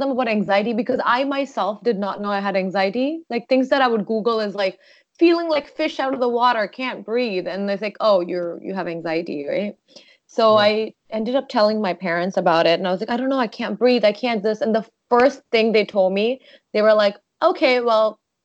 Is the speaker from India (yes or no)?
no; Doha, Qatar; now in Sarnia, Canada; I grew up in Doha, Qatar, before I came to Sarnia